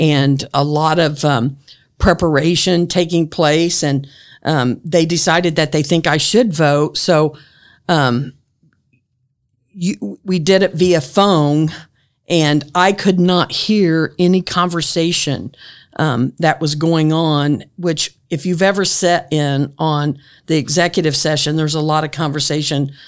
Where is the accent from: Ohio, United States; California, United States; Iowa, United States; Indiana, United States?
Indiana, United States; Grant County; when I grew up in Grant County